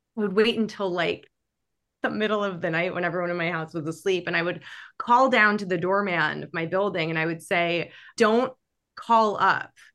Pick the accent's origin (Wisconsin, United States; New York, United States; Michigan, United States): New York, United States; New York City; I grew up in New York City